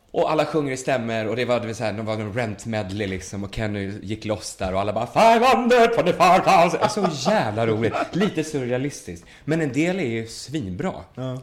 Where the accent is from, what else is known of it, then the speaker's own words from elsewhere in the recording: Sweden; jag var från Sverige